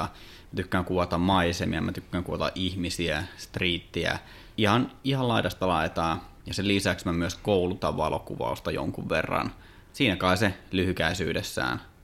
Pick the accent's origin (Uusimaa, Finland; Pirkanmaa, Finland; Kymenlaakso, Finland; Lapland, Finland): Kymenlaakso, Finland; Kouvola; mä oon Kouvolasta